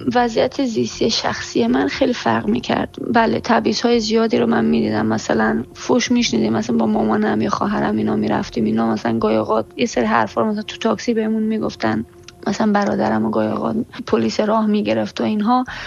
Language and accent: Persian; Iran; من در ایران به دنیا آمدم جزو نسل دوم مهاجرت هستم